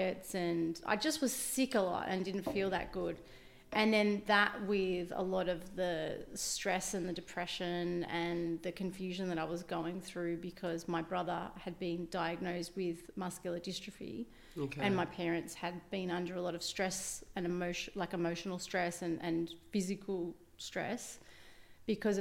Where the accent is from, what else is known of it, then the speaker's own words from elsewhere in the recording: Shellharbour, New South Wales, Australia; moved away as an adult; also born or lived in Wollongong / Gold Coast; I grew up in Shell Harbour, went to Shell Harbour Public School when I was, when I was a kid. And then I went to Smith Hill High School here in Wollongong